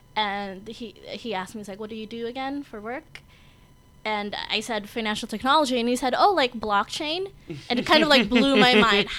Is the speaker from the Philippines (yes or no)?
yes; Philippines; moved away; I'm from the Philippines.